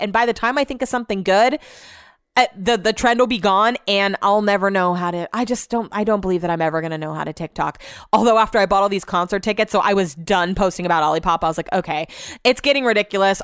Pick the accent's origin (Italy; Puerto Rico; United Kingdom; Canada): United Kingdom; Hull, Yorkshire and the Humber; now in Sacramento, United States; I'm from Hull and I live in Sacramento.